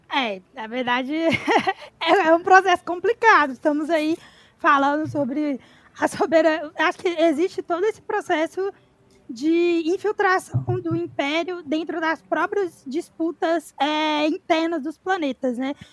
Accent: Ribeirão das Neves, Minas Gerais, Brazil; Eu sou de Ribeirão das Neves, região metropolitana de Belo Horizonte, Minas Gerais

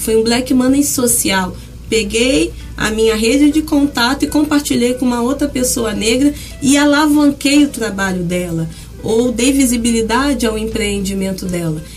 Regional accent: São Gonçalo, Rio de Janeiro, Brazil; nascida e criada no Jardim Catarina, na época maior loteamento favelizado da América Latina

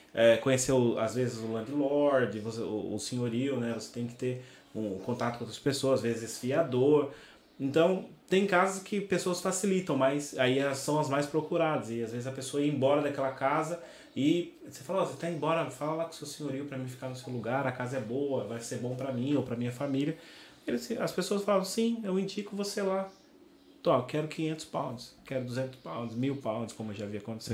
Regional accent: Brazil; accent: Brazilian; moved away as an adult; now in Portugal; eu falava com, com a minha mãe no Brasil quando eu mudei para cá

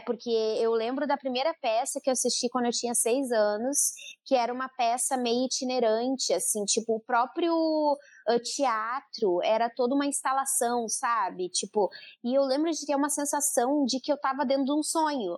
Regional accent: Santa Cruz do Sul, Rio Grande do Sul, Brazil; moved away; eu sou de Santa Cruz do Sul

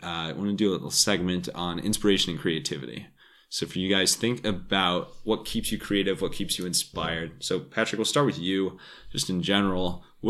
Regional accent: Cleveland, Ohio, United States; also born or lived in Solon, Ohio; now in New York, United States; I'm based in New York, but you know, born and raised in Cleveland and love Cleveland and Solon was actually my hometown.

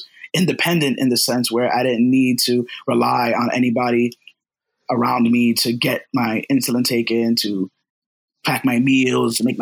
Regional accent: Los Angeles, California, United States; now in Brooklyn, United States; I was born over

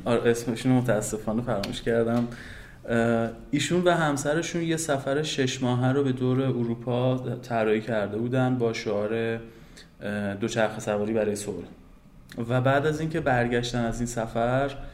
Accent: Tehran, Tehran Province, Iran; also born or lived in Karaj, Iran; متولد تهرانم

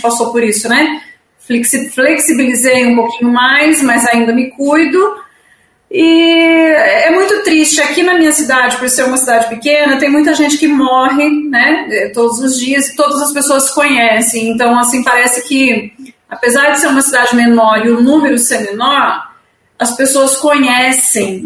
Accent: Itapeva, São Paulo, Brazil; moved away; also born or lived in Sorocaba; vim para minha cidade natal, em Itapeva

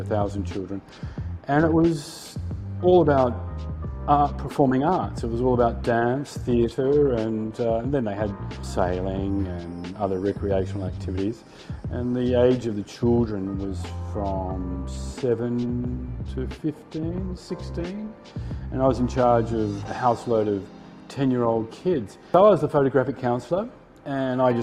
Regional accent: Sydney, New South Wales, Australia; moved away as an adult; also born or lived in Paris, France / Asia; I grew up and lived in Sydney

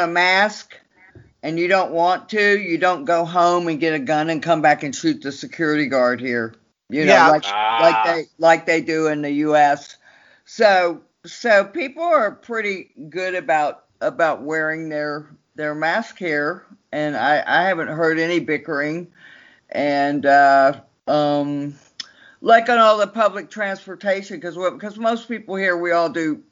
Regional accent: Austin, Texas, United States; moved away as an adult; also born or lived in Los Angeles, California; now in Berlin, Germany; I grew up in Austin, Texas

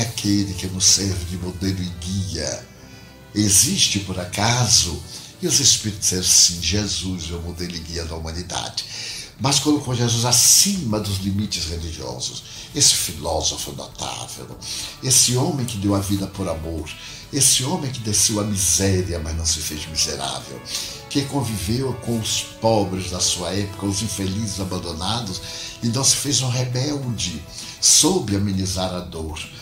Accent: Feira de Santana, Bahia, Brazil; moved away as an adult; Nunca aspirei sair da minha cidade natal. Feira de Santana. Saí de Feira de Santana para tentar a vida como todo jovem sonhador

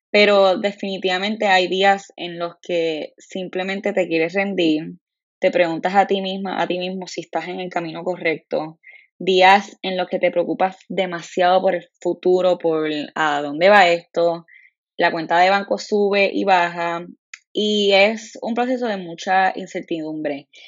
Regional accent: Puerto Rico; Lo sé, soy una mala puertorriqueña, lo soy, pero no sé por qué en la escuela nunca me llevaron

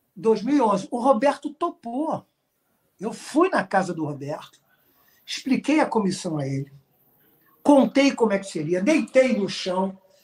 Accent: Brazil; nós somos brasileiros, artistas criativos

